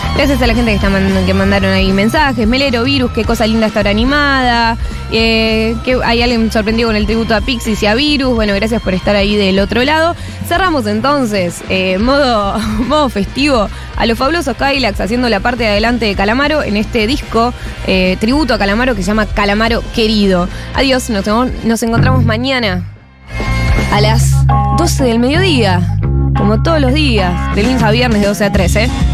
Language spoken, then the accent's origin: Spanish; Argentina; de nuestro país